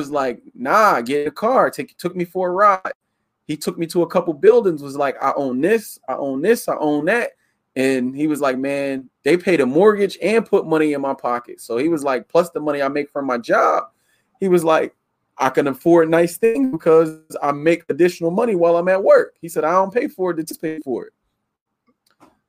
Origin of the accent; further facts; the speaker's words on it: Yeadon, Pennsylvania, United States; also born or lived in Philadelphia, Pennsylvania; Philadelphia, grew up in Yayton. So I'm a suburb city kid mixed in one